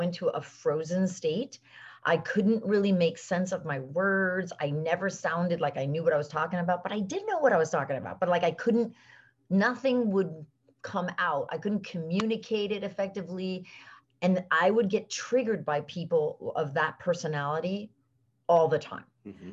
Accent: South Florida, United States; also born or lived in Venezuela; we moved back from South America, from Venezuela, and I grew up in South Florida

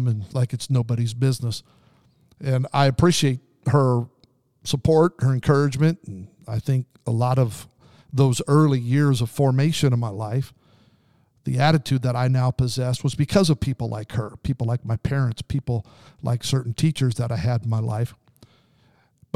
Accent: Southern Idaho, United States; also born or lived in Pendleton, Oregon / Salinas, California; till I was 9 years old, we lived there before moving to Southern Idaho.

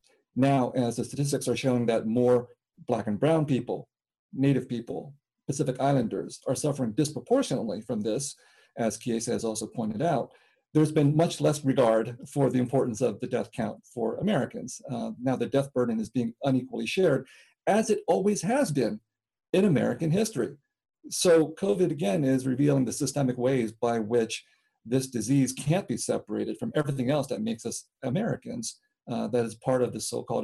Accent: Vietnam; moved away; But I came from Vietnam as a refugee from the Vietnam War

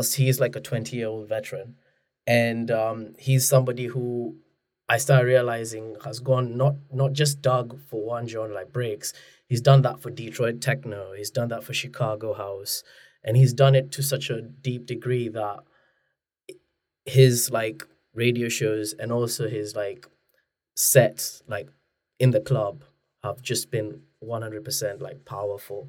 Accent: Kenya; now in Manchester, United Kingdom; I'm not from Manchester originally. I'm originally from Kenya

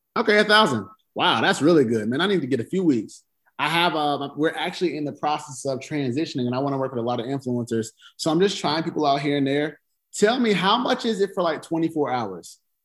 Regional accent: the South, United States; I'm from the South

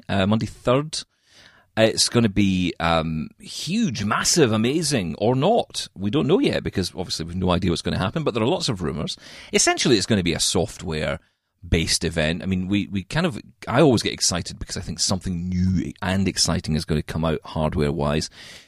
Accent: Scotland, United Kingdom; I'm a Scottish guy

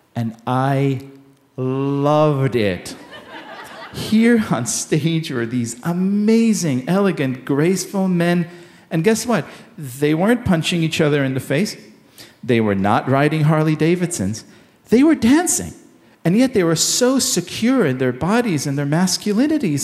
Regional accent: Israel; I grew up in Israel in the 1980s.

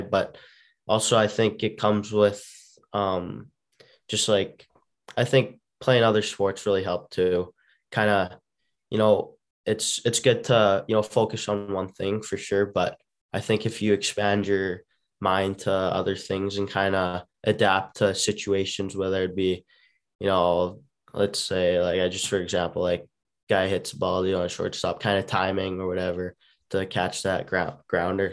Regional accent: Calgary, Alberta, Canada; growing up, uh, you know, of course, I lived in Calgary

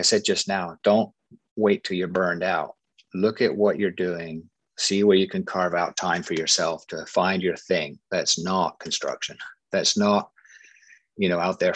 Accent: England, United Kingdom; now in United States; I come from England

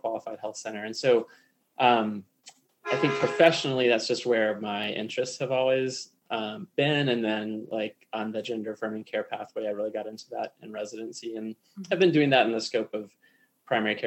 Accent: Raleigh, North Carolina, United States; moved away as an adult; now in Colorado, United States; I grew up in North Carolina, I grew up in Raleigh

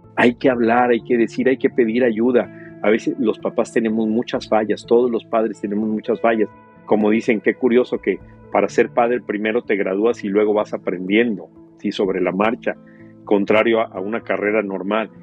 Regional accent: Mexico; moved away; yo crecí en México

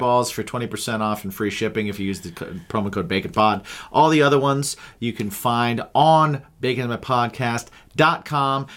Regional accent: Indiana, United States; born or raised there; also born or lived in New Hampshire

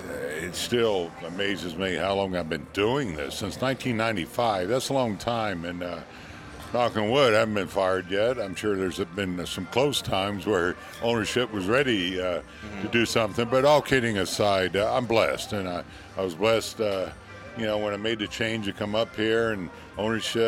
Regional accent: Melbourne, Florida, United States; I grew up next to in Melbourne, Florida.

